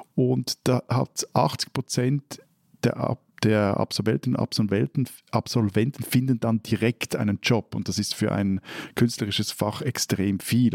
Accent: Switzerland; bei uns in der Schweiz

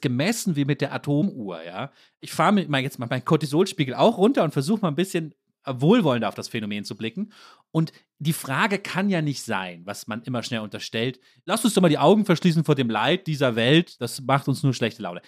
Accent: Germany; Als Deutsche

